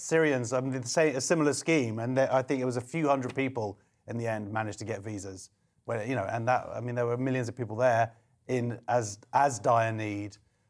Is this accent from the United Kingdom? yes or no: yes; United Kingdom; Obviously, being British, it crashed immediately.